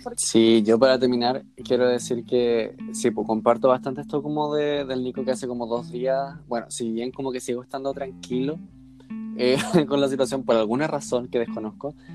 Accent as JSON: {"language": "Spanish", "country": "Chile", "said": "como buenos chilenos"}